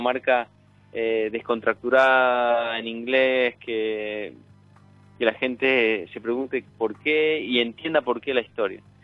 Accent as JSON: {"language": "Spanish", "town": "Cafayate", "region": "Salta", "country": "Argentina", "tie": "born or raised there", "said": "crecí, me crié en Echar, me crié en Cafayate"}